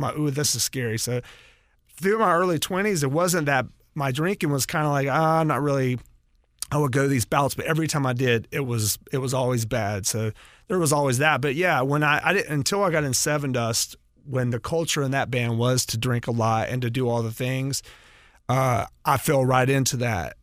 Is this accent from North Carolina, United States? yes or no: yes; North Carolina, United States; moved away; also born or lived in Atlanta, Georgia; I'm originally from North Carolina.